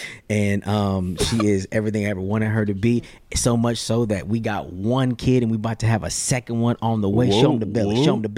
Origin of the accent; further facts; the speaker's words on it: Houston, Texas, United States; born and raised in Houston, Texas.